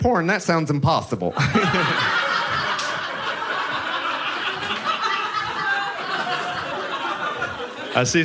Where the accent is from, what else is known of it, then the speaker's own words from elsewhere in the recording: Texas, United States; I grew up religious in Texas.